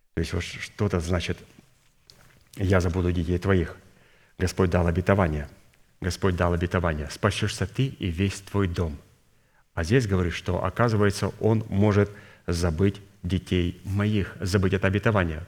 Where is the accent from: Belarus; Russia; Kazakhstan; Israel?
Kazakhstan; Я родился в Казахстане